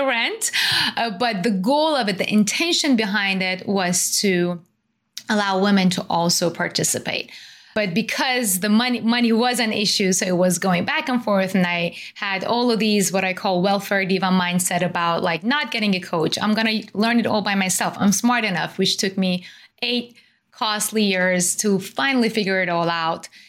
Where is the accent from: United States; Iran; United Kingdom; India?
Iran; I was born and raised in Iran